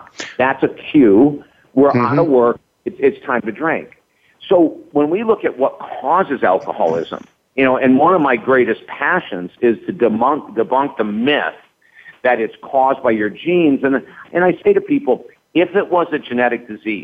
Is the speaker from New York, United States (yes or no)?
yes; Syracuse, New York, United States; I was raised in Syracuse, New York.